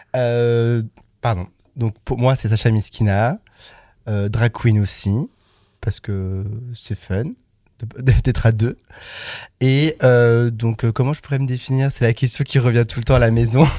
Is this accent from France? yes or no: yes; Le Creusot, Bourgogne-Franche-Comté, France; j'ai grandi euh, en pleine Bourgogne, plus précisément en Saône-et-Loire, donc dans une petite ville de 20 000 habitants, donc le Creusot